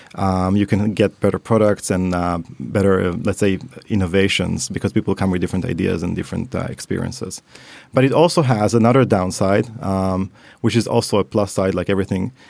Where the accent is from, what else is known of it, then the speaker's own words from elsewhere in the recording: Tel Aviv, Tel Aviv District, Israel; moved away as an adult; also born or lived in Paris / Helsinki; now in Stockholm, Sweden; I was brought up in Tel Aviv.